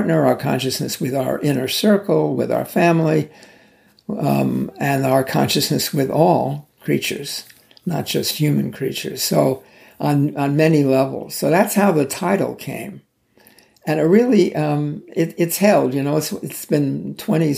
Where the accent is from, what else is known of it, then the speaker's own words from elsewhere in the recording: New York, United States; I grew up in New York